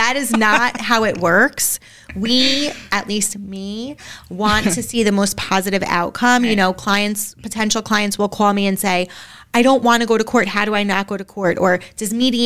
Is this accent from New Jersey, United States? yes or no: yes; Bergen County, New Jersey, United States; moved away as an adult; now in Westfield, United States; we are from Bergen County, which is a bubble, an amazing bubble that we love